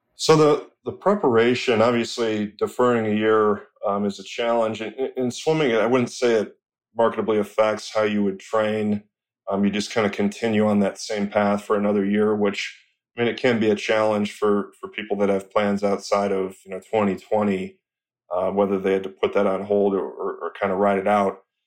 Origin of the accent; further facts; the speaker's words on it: Rochester, Michigan, United States; I'm from Rochester, Michigan